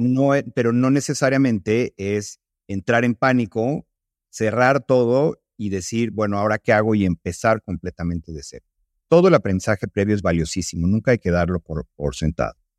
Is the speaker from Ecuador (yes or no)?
no; Mexico